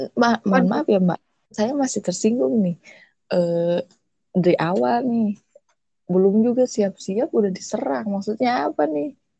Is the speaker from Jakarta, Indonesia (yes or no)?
no; West Java, Indonesia; saya itu Sunda banget